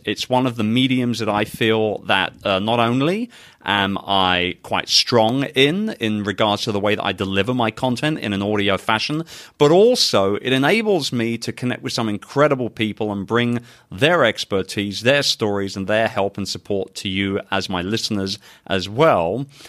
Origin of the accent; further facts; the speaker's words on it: London, United Kingdom; now in Philippines; my hometown of London, England